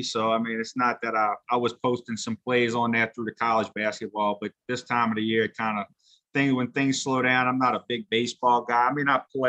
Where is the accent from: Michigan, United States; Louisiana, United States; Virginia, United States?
Louisiana, United States; New Orleans; I sure am, New Orleans